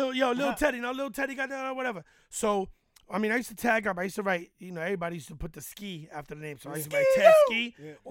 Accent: New York City, New York, United States; I'm from Harlem

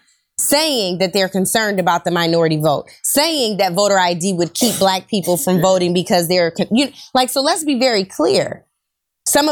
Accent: Seattle, Washington, United States; I'm from Seattle, so again, a position of privilege. In the 206

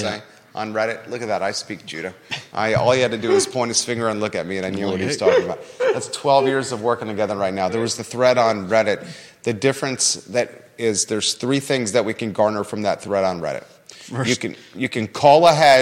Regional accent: Williamsburg, Virginia, United States; now in Charlottesville, United States; I grew up in Williamsburg

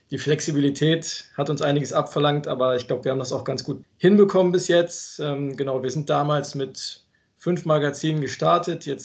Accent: Cologne, North Rhine-Westphalia, Germany; Ja, und für mich als Kölner ist die FIBO äh, die Hausmesse.

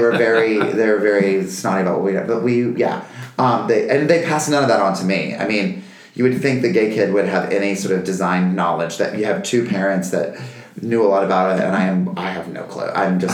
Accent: North Carolina, United States; also born or lived in Virginia; I'm from North Carolina, where I grew. Well, we moved around a lot, but we were pretty much between the Carolinas and Virginia a little bit.

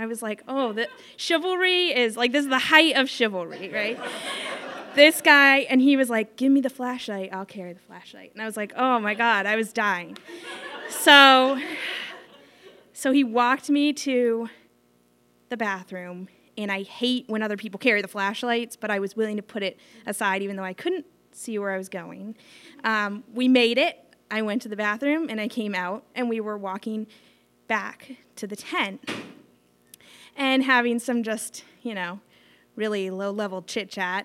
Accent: Sandwich, Massachusetts, United States; I grew up in Sandwich, so we went to Nickerson State Park

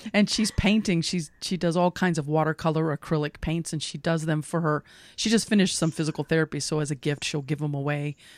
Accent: Lexington, Kentucky, United States; I grew up in Lexington

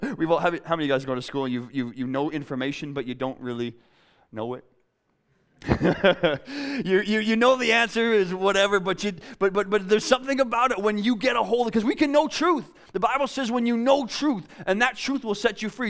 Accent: a town south of Winnipeg, Manitoba, Canada; now in Vancouver, Canada; I'm from Winnipeg. It's flat. It's boring. Actually, I'm from a town south of Winnipeg

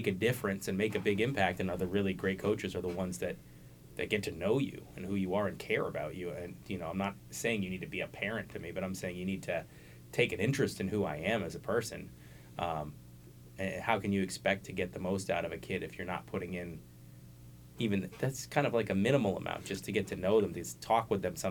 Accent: Cambridge, Massachusetts, United States; I grew up in Cambridge

